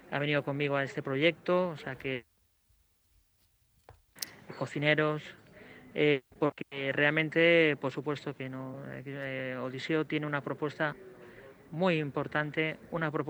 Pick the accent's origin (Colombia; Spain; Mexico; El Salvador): Spain; Alicante, Valencian Community; now in Murcia, Spain; ten en cuenta que yo soy de Alicante, con lo cual eh, Murcia estamos al lado, eh, los gustos eh, yo tengo familia en Murcia